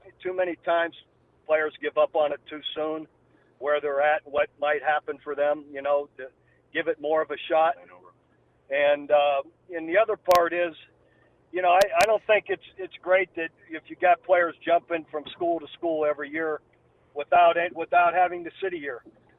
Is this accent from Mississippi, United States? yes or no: no; Youngstown, Ohio, United States; You know, just growing up in a steel mill town in a small little A-frame house, three-bedroom home with six children and four boys.